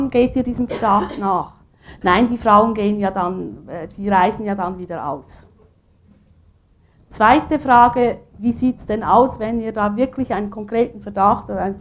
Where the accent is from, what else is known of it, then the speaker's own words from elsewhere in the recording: Aargau, Switzerland; Ich komme aus dem Kanton Aargau.